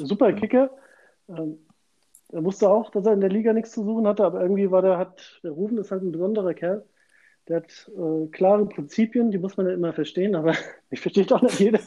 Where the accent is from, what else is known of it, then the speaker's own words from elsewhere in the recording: Frankfurt, Hesse, Germany; bin Frankfurter durch und durch. Das heißt auch, dass ich meine Fußballkarriere in Frankfurt gestartet habe.